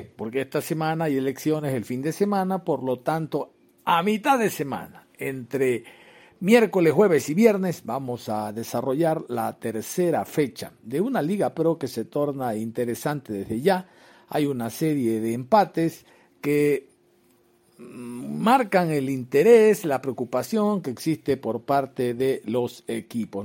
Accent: Guayaquil, Guayas, Ecuador; como guayaquileño

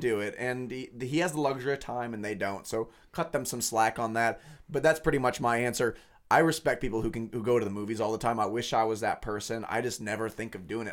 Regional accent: Lawrence, Kansas, United States; I grew up in Lawrence. I've lived in Lawrence for, you know, twenty-five years

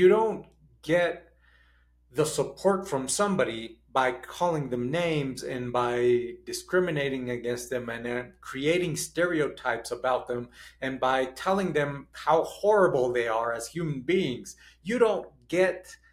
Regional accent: Mexico; also born or lived in United States; I was born in the United States. And immediately as a young kid, when I was 4 years old, we moved to Mexico.

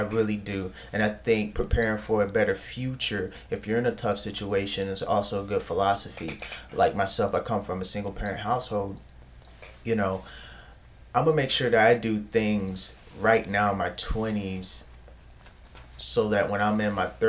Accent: Michigan, United States; I had no accent. I'm from Michigan

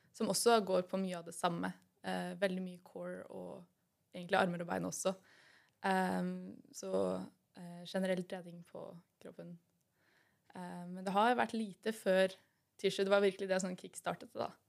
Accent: Son, Akershus, Norway; jeg kommer fra Son.

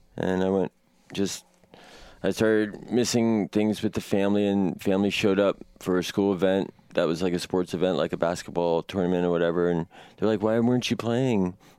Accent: Washington, District of Columbia, United States; now in Portland, United States; I was born in Northwest Washington, D C, on May tenth, nineteen eighty-four.

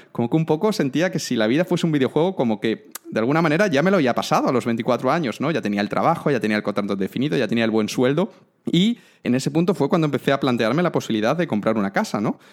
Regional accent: Cáceres, Extremadura, Spain; soy de Cáceres

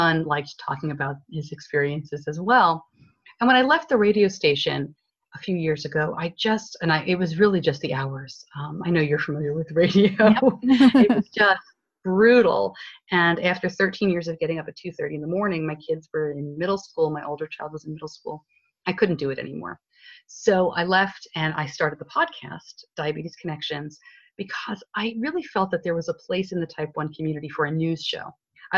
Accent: New York, United States; accent: northeastern; now in Charlotte, United States; I'm originally from New York

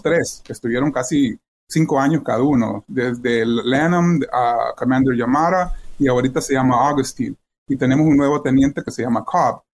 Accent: El Salvador; now in Wheaton, United States; yo soy salvadoreño

